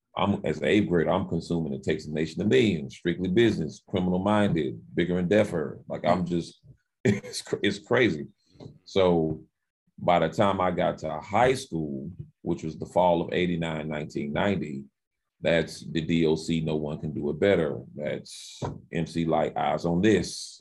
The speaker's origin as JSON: {"language": "English", "town": "Winston-Salem", "region": "North Carolina", "country": "United States", "tie": "born or raised there", "said": "I grew up in Winston Salem, North Carolina"}